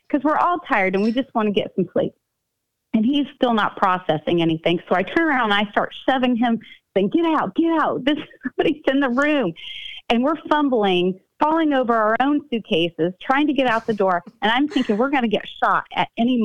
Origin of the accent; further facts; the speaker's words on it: Midwest, United States; We're from the Midwest